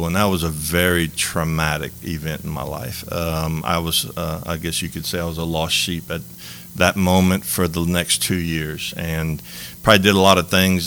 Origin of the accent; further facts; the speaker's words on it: Lafayette, Louisiana, United States; I was born and raised in Lafayette, Louisiana